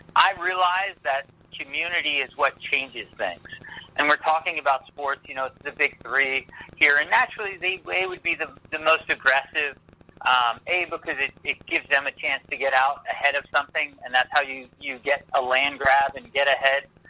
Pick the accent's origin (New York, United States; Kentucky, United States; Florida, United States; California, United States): Florida, United States; Pasco County; Pasco County, my hometown